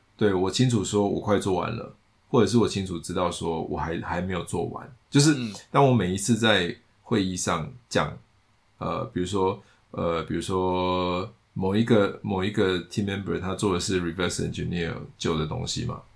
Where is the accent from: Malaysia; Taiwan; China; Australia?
Taiwan; 他是美国人，我是台湾人